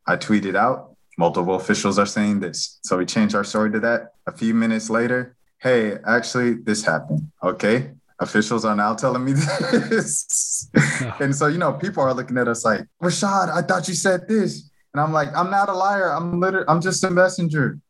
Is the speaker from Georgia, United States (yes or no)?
yes; Atlanta, Georgia, United States; I'm from Atlanta